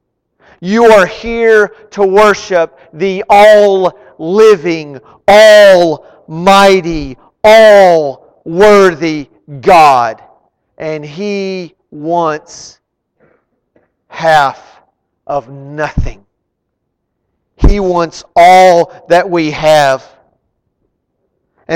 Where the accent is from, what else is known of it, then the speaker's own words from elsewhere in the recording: Arlington, United States; I grew up in Arlington